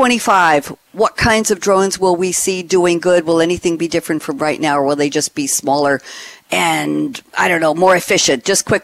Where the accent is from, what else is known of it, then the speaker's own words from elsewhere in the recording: New York City, New York, United States; also born or lived in Long Island; now in Durham, United States; I was in Long Island, but Captain Leo, I was born in Queens, so there. I'm a New York City born and bred.